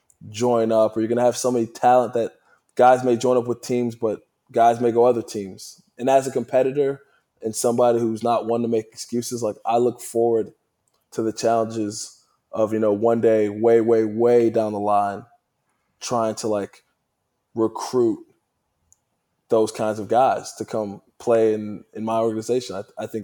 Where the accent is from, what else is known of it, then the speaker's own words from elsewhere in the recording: Cleveland, Ohio, United States; I grew up in Cleveland